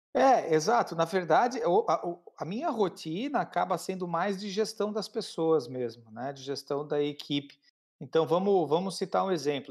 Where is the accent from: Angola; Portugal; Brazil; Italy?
Brazil; Criciúma, Santa Catarina; Eu sou de Criciúma, Santa Catarina